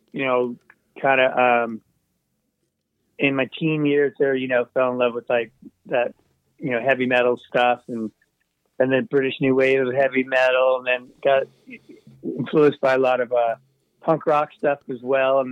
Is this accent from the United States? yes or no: yes; Seattle, Washington, United States; also born or lived in Brooklyn, New York; We were Seattle. My family we're from Brooklyn, New York originally, but my father got work in the Seattle area, so we were like a suburb of Seattle.